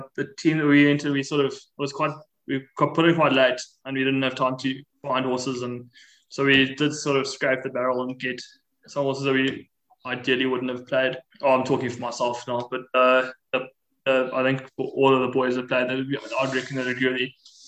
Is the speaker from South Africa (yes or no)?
yes; South Africa; as a South African